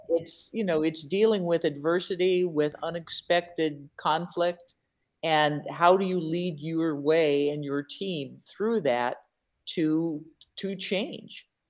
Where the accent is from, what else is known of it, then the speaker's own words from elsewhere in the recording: Seattle, Washington, United States; now in Milwaukee, United States; I'm originally from Seattle.